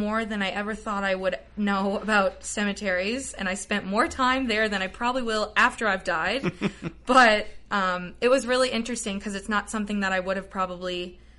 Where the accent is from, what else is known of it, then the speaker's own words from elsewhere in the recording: Paradise, Newfoundland and Labrador, Canada; I lived right around the corner from Mount Pearl my whole life. I grew up in Paradise